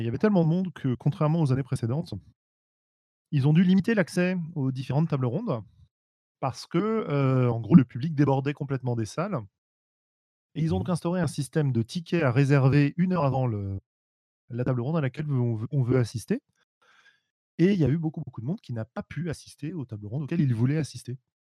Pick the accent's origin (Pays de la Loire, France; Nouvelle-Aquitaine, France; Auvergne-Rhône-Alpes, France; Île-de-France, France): Île-de-France, France; Paris; je suis parisien.